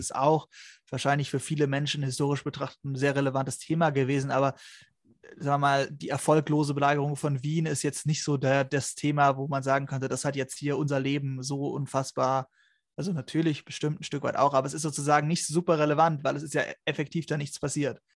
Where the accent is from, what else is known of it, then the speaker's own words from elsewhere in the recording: Germany; für uns als Deutsche mit deutscher Schulausbildung